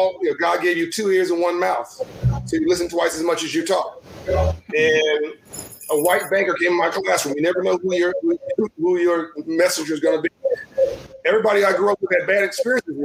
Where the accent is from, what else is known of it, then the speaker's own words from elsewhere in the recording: Compton, California, United States; I was born in Compton, Los Angeles, and raised in Compton, California